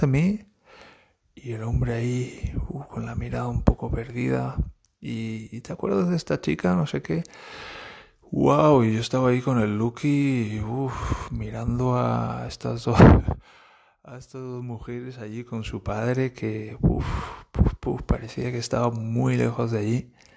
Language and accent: Spanish; Valencia, Valencian Community, Spain; moved away as an adult; now in Germany; Yo vengo de Valencia